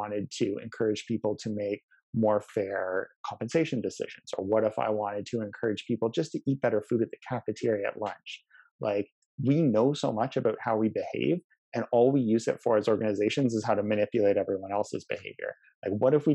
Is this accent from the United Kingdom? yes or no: no; Canada; we as a Canadian society